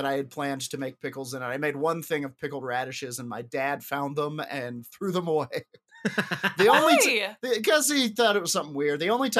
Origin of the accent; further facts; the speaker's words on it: United Kingdom; I love mozzetta, pickled onions, because I'm very British.